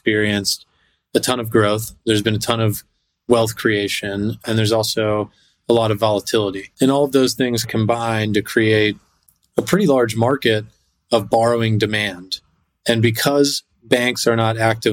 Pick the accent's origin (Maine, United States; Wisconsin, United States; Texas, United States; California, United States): Texas, United States; moved away as an adult; now in New York City, United States; I grew up in Texas and moved to New York City after I finished school